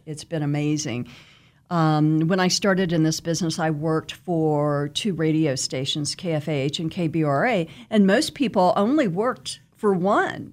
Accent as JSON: {"language": "English", "town": "Wichita", "region": "Kansas", "country": "United States", "tie": "born or raised there", "said": "I am from Wichita, born and raised, um, grew up out west. and, um, went to West High"}